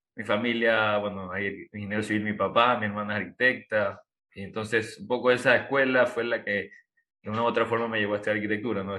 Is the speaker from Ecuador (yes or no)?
yes; Guayaquil, Guayas, Ecuador; now in Samborondón, Ecuador; como guayaquileños, como zamorondeños, que yo vivo acá